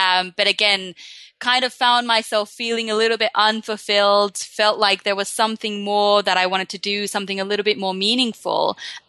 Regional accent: Finland; now in London, United Kingdom; So I'm a happiness life coach, basically, and I'm based in London, though I am originally from Finland. So I'm one of these globetrotters that's kind of grown up a little bit everywhere.

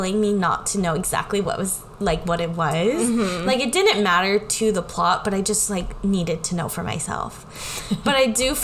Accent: Pacific Northwest, United States; we're from the Pacific Northwest

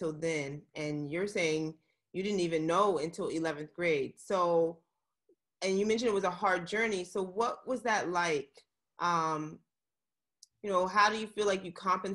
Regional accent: Virginia, United States; I'm from the DMV too, but I'm from Virginia.

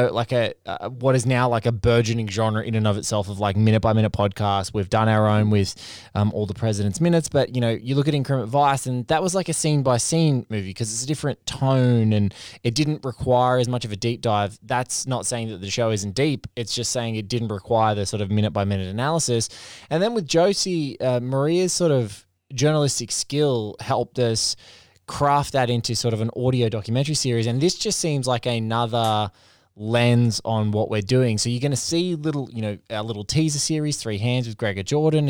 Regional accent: Australia; we grew up as part of surf life saving culture in different parts of the country

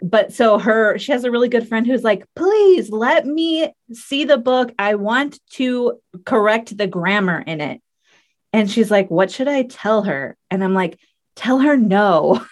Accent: United States; we're from the U.S.

